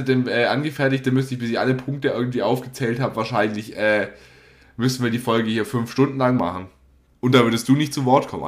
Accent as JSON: {"language": "German", "area": "Lake Constance", "region": "Baden-Württemberg", "country": "Germany"}